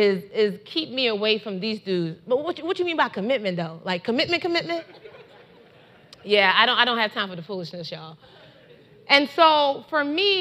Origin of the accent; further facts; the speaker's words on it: Nigeria; I love being Nigerian